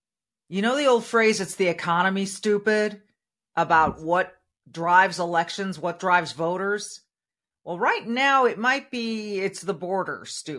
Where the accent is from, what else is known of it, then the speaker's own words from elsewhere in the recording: Minnesota, United States; Here in my home state of Minnesota